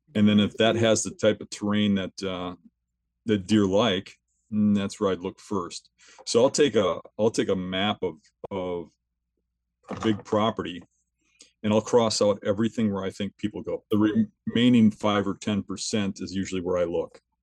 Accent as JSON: {"language": "English", "region": "southeastern Wisconsin", "country": "United States", "tie": "born or raised there", "said": "I'm from southeastern Wisconsin. I've always lived here my whole life. Um, I grew up here"}